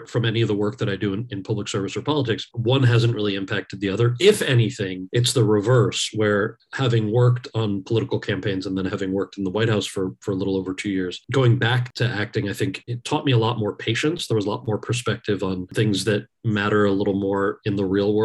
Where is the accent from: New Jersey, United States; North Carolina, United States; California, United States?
New Jersey, United States; I was born and raised in New Jersey, so my English is pretty good.